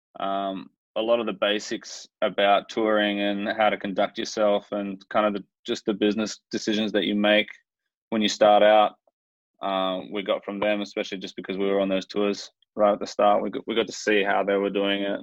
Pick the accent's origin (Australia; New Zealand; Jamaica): Australia; Mandurah, Western Australia; we were growing up in Mandurah, so we'd come up to the city